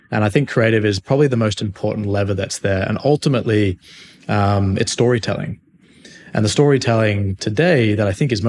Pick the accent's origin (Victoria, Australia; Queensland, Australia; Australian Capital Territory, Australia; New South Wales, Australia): New South Wales, Australia; Sydney; now in United States; Mate, I'm from Sydney, Australia. I have not lived there for quite a while. I've been in the States now for about 6 years